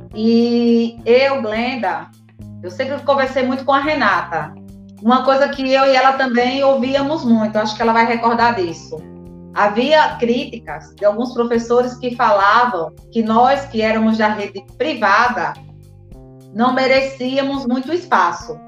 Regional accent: Arapiraca, Alagoas, Brazil; now in Maceió, Brazil; Sou do interior. Tenho o maior orgulho de ser de Arapiraca. Moro em Maceió.

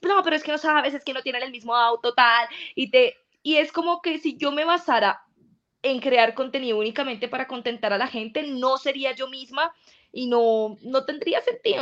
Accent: Colombia; nosotros los colombianos

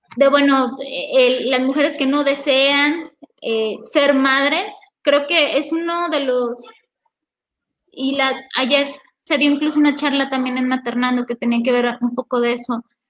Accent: Mexico; historia que ya tenemos como mexicanos

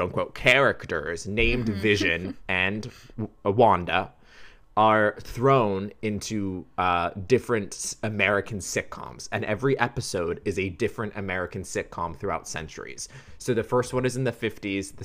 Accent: Wales, United Kingdom; accent: British; moved away; I was Welsh born and raised.

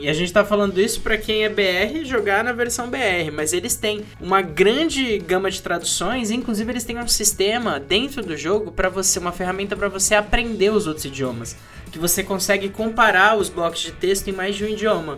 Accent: Brazil; nós que somos brasileiros

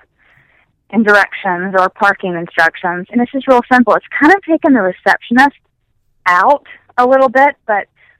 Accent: the South, United States; now in Ithaca, New York, United States; I'm not even from New York. Maybe I should just go home down south.

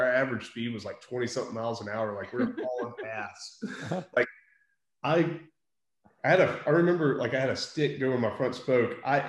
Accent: Ruston, Louisiana, United States; And so where I grew up in Ruston, there's actually some really good trails there.

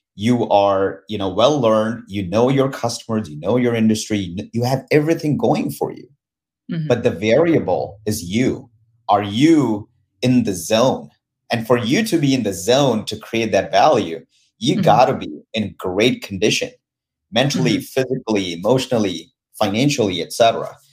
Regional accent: India; moved away as an adult; now in United States; I was born and raised in India

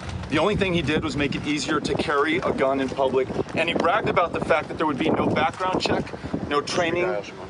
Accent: El Paso, Texas, United States; my hometown of El Paso

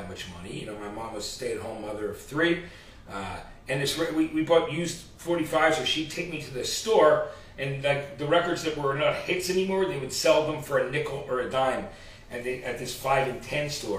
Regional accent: New Jersey, United States; also born or lived in Athens, Georgia; eventually moved to New Jersey

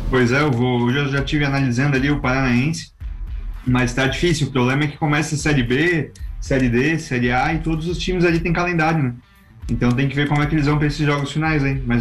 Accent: Tubarão, Santa Catarina, Brazil; also born or lived in Florianópolis; Mas eu vim pra cá com dois anos, Vini. Eu sou tubaronense já. Eu só nasci em Floripa e já me, me enviaram pra cá.

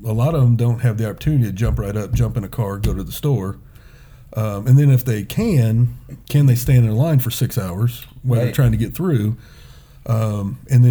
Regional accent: Indianapolis, Indiana, United States; I was born and raised on the South Side, Perry Township

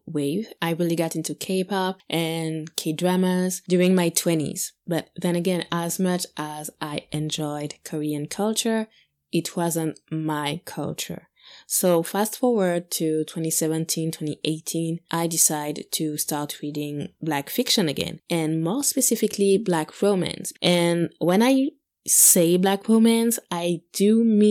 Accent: Guadeloupe; I'm from Guadeloupe

